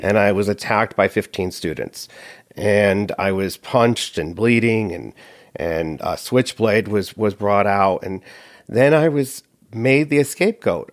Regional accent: Connecticut, United States; I grew up in Connecticut

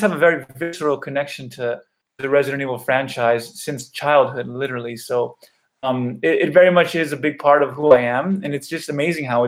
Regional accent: Los Angeles, California, United States; I'm born and raised in Los Angeles

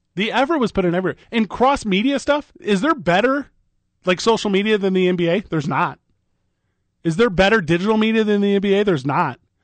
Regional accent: Illinois, United States; I grew up a Bulls fan 'cause I grew up in Illinois

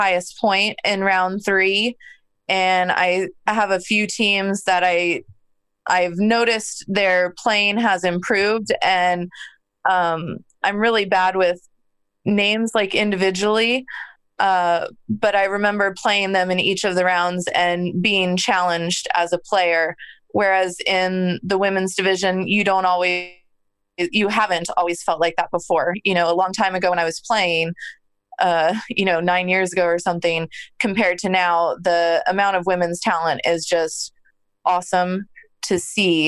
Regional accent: Arizona, United States; I'm from Arizona.

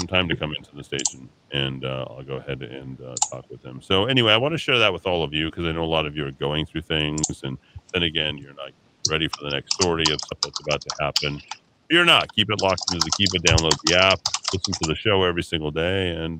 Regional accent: Massachusetts, United States; now in New Mexico, United States; No snow. I had my share growing up in Massachusetts.

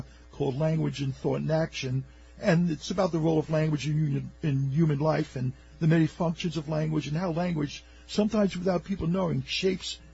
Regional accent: New York City, New York, United States; I grew up in Coney Island, so Neptune Avenue

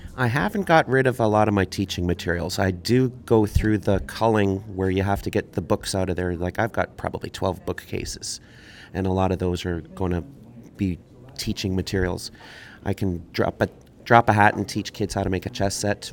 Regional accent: born in St. Catharines, back in St. Catharines since 1980, raised in Manitoba, Canada; now in St. Catharines, Canada; I was born in St. Catharines, raised in Manitoba.

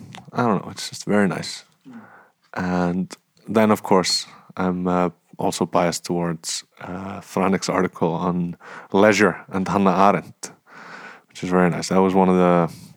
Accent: Iceland; And I'm from Iceland, so I'm very biased.

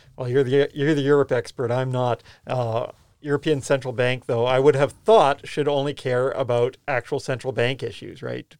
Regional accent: Canada; now in New Zealand; I'm Canadian.

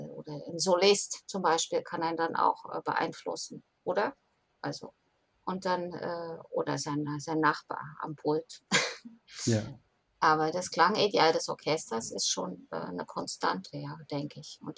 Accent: Magdeburg, Saxony-Anhalt, Germany; born there; ja eigentlich gebürtige Magdeburgerin

